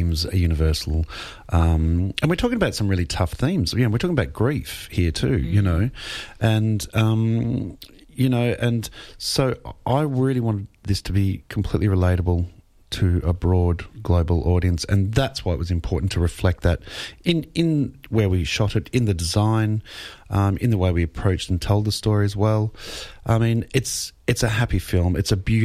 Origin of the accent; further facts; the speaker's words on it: Melbourne, Victoria, Australia; it's my hometown in Melbourne